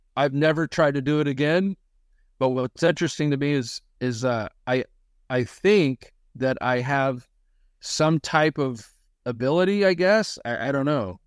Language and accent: English; Missouri, United States; we're from Missouri, live in Missouri